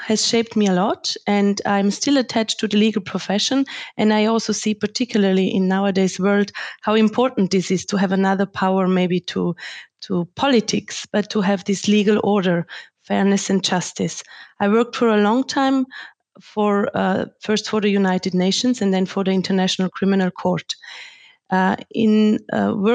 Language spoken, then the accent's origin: English; Tyrol, Austria; now in Germany; I grew up in Austria and Tyrol in a very privileged environment